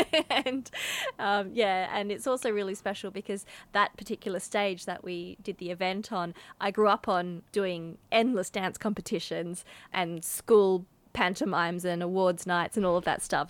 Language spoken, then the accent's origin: English; Mandurah, Western Australia, Australia; also born or lived in Perth; Mandurah, which is my hometown